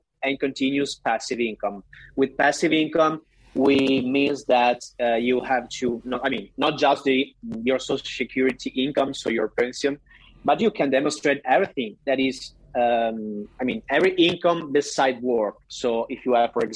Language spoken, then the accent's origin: English; Verona, Veneto, Italy; we are from Verona.